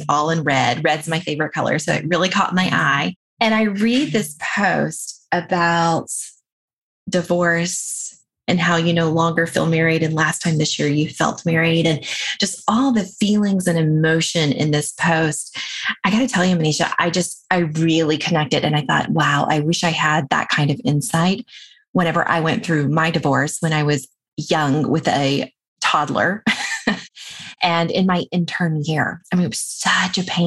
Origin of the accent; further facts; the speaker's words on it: the American South, United States; moved away; my upbringing as a Southern girl